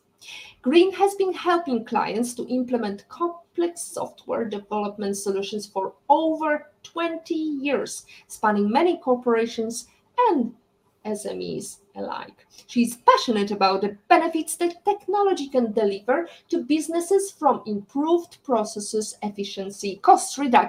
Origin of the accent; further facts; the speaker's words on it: Poland; we are both coming from Poland